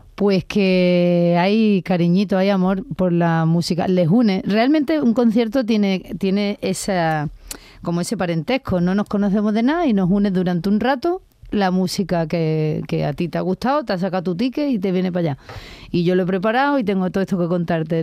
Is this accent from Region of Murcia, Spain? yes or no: no; Málaga, Andalusia, Spain; soy de Málaga